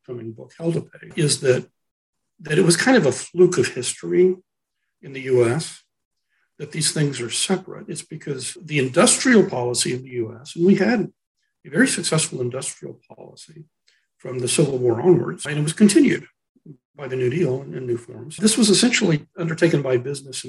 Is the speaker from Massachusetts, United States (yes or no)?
no; Texas, United States; as a Texan